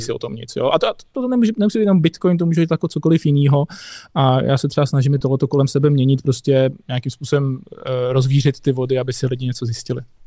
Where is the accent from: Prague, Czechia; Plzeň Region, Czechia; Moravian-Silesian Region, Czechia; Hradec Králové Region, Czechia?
Hradec Králové Region, Czechia; Nové Město nad Metují, East Bohemia; já pocházím z Nového města nad je ve východních Čechách